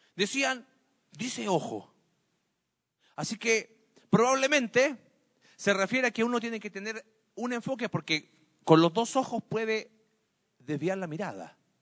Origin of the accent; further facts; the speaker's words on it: Mexico; como sociedad mexicana y latina